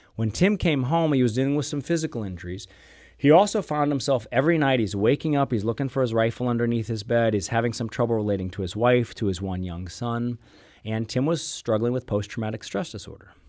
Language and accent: English; St. Louis, Missouri, United States; also born or lived in Durham, North Carolina; I was born and raised here in St. Louis